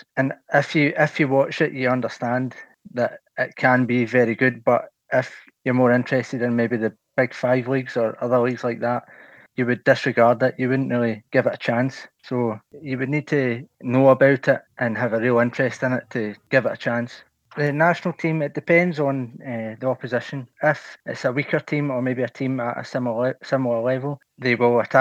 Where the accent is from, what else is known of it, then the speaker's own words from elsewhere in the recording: Scotland, United Kingdom; I'm from Scotland.